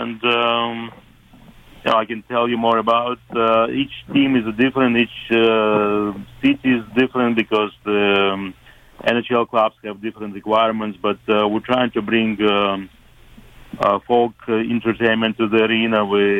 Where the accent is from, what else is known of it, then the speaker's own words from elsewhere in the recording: Moldova; moved away as an adult; now in Florida, United States; growing up in the Soviet Union, I always loved hockey. I didn't have a luxury to play hockey because I was growing in a small town in Moldavia, and we didn't have the ice there.